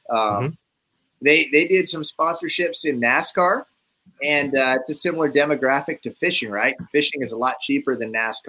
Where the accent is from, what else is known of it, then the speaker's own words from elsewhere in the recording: Arizona, United States; I'm not from the coast, I guess. I'm from Arizona, Western guy.